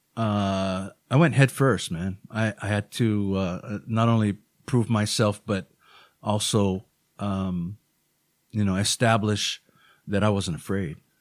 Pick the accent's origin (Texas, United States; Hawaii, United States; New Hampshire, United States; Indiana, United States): Hawaii, United States; Honolulu; moved away as an adult; also born or lived in Los Angeles area, California; all of us were born and raised in Hawaii